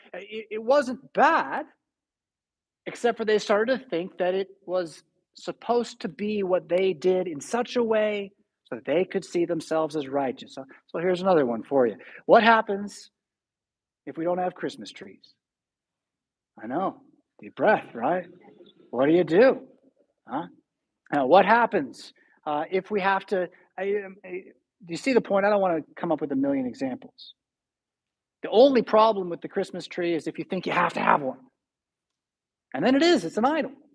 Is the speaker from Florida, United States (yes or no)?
no; San Diego, California, United States; now in Rockford, United States; But I'm from San Diego, it's my home